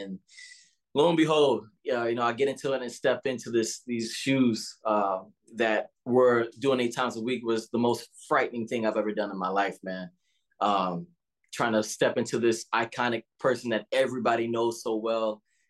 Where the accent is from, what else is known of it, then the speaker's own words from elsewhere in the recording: the South, United States; especially as a young Black man growing up in the South and all